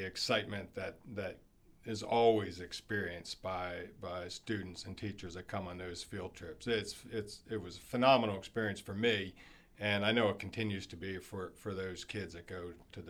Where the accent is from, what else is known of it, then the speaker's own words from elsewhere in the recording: Maryland, United States; Well, I grew up on the Eastern Shore, and that inspired me to get a degree in environmental science.